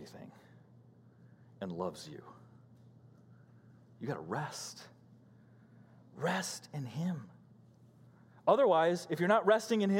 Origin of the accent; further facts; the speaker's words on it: Illinois, United States; moved away; Growing up in Illinois